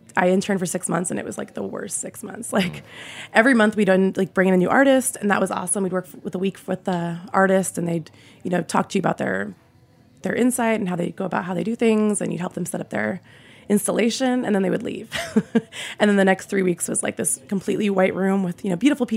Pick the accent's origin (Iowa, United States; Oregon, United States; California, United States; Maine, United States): Oregon, United States; Portland; moved away as an adult; also born or lived in Seattle, Washington; now in New York City, United States; Originally from Portland, Oregon